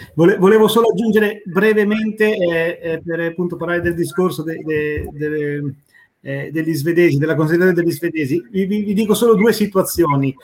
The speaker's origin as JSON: {"language": "Italian", "town": "Tortona", "region": "Piedmont", "country": "Italy", "tie": "born or raised there", "moved": "as an adult", "lives_now": "Trelleborg, Sweden", "said": "io sono nato e cresciuto a Tortona"}